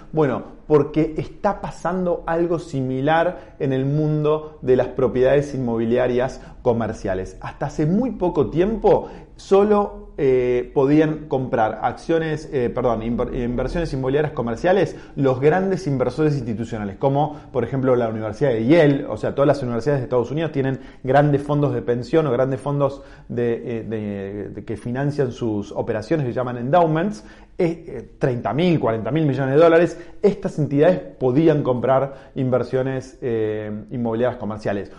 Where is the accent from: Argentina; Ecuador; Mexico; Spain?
Argentina; siendo argentino en el, año 1995.